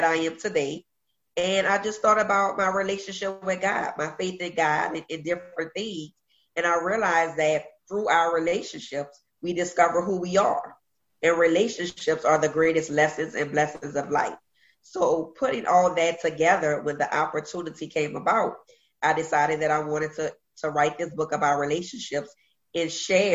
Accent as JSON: {"language": "English", "town": "New Orleans", "region": "Louisiana", "country": "United States", "tie": "born or raised there", "also_born_or_lived": "Virginia", "said": "Born and raised in Uptown, New Orleans, the Third Ward, is where I grew up."}